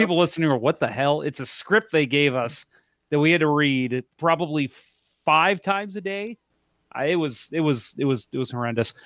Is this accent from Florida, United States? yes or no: no; St. Charles, Missouri, United States; I grew up in Saint Charles, so, uh, I know the area well